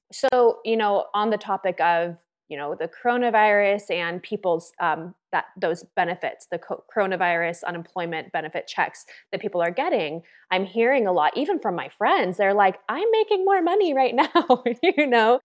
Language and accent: English; California, United States; moved away as an adult; also born or lived in Los Angeles; now in Austin, United States; I'm from California originally.